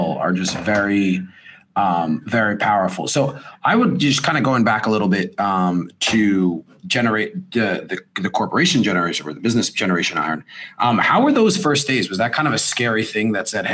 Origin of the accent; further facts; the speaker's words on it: United States; I grew up in right outside New York City.